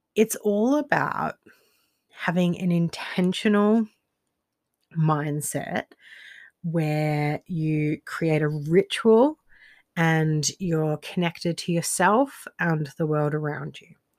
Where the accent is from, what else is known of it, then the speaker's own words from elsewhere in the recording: Australia; moved away as an adult; also born or lived in Rostrevor, Northern Ireland; I'm Australian, but I lived in Northern Ireland for a few years